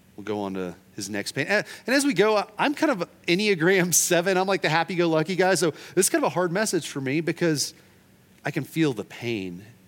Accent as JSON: {"language": "English", "region": "Oklahoma", "country": "United States", "said": "I'm from Oklahoma"}